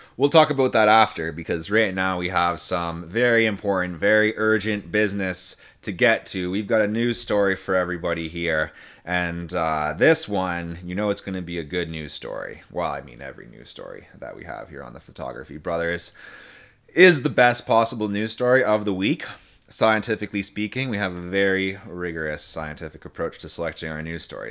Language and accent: English; Timmins, Ontario, Canada; I come from the Great White North. I was, uh, raised in Timmins